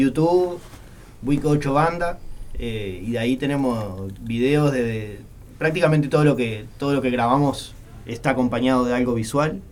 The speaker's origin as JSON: {"language": "Spanish", "area": "Santa María", "region": "Montevideo", "country": "Uruguay", "said": "Yo soy de Santa María, como para el lado de, del Semboa"}